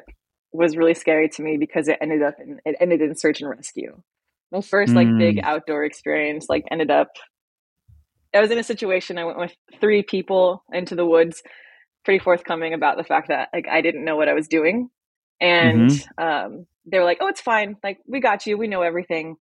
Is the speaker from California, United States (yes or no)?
no; Las Vegas, Nevada, United States; I grew up in Las Vegas, Nevada